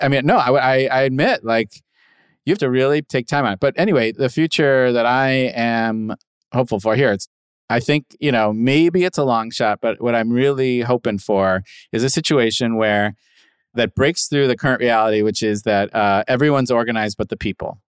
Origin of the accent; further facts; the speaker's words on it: Midwest, United States; moved away; I was a kid from the Midwest